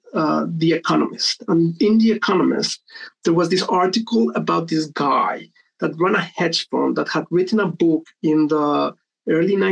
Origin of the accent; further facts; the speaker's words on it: Colombia; moved away as an adult; now in United Kingdom; I was born and raised in Colombia, came to the UK to do an MBA in 2009.